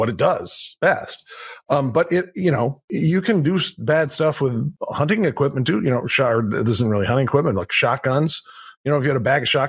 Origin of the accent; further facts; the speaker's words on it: Vermont, United States; moved away; the state of Vermont, where I hail from